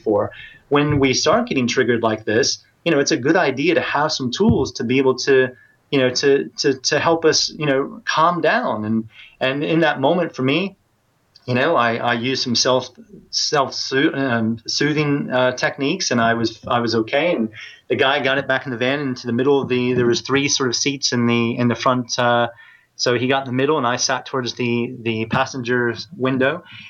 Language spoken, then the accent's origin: English; United States; moved away as an adult; now in United Kingdom; because here I am, a Westerner, an American at that, you know, living in Britain, and they could tell my accent straight away. They knew where I was from.